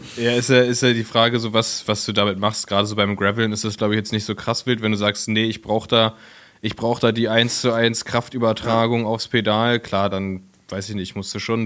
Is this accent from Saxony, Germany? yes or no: no; Berlin, Germany; als Berliner